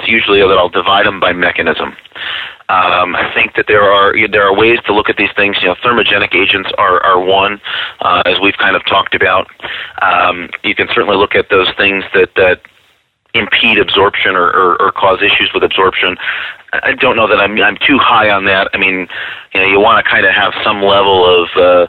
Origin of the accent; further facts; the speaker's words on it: Rochester, New York, United States; I'm from Rochester, New York